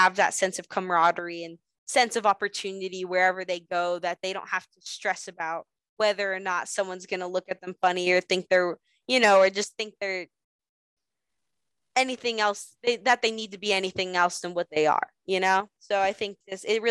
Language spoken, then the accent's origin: English; Las Vegas, Nevada, United States; still be able to wrestle in my hometown